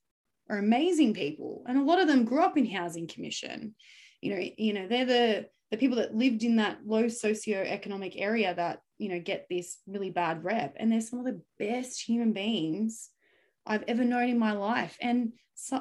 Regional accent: Sydney, New South Wales, Australia; also born or lived in Kogarah / Campbelltown; I grew up in Macquarie Fields, which is, it is a low socioeconomic area.

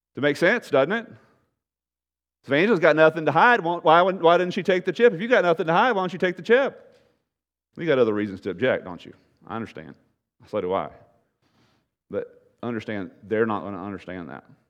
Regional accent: United States; American Christians

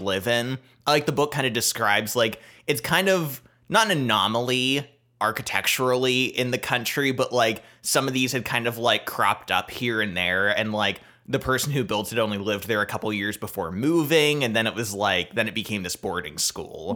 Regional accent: United States; as an American

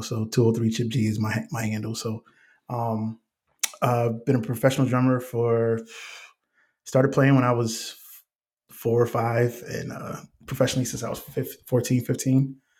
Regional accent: Bridgeport, Connecticut, United States; moved away as an adult; now in Atlanta, United States; I am from Bridgeport, Connecticut, born and raised.

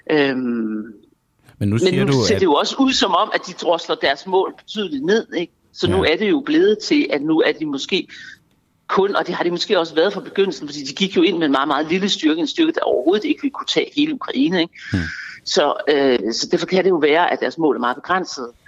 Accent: Denmark; Det er min politiske holdning, og jeg er dansker, og jeg har

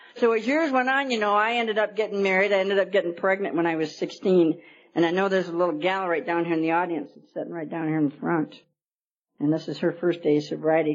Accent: New York, United States; moved away as an adult; now in Arizona, United States; I'm a New York girl. I've only been here about a year and a half. I came in from New York.

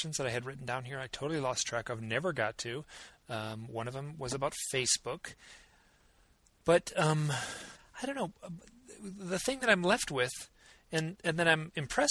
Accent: Midwest, United States; I'm from the Midwest

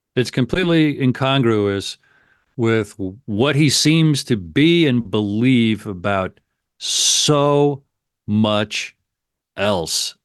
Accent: United States; I'm an American

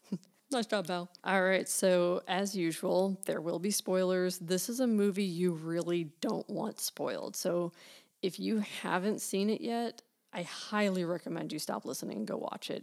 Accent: United States; accent: American; our accents are boring and dull.

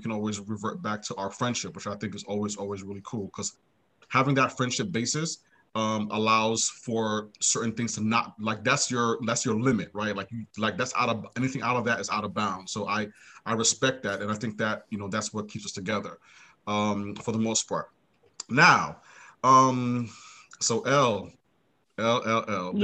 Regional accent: New York City, New York, United States; now in Maryland, United States; I'm from Brooklyn originally, currently live in Maryland

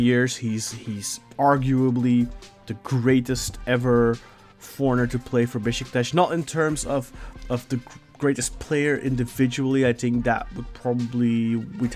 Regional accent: Belgium; I am from Belgium

